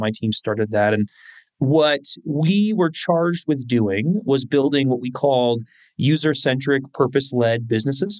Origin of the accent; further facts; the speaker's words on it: Bay Area, California, United States; growing up in the Bay Area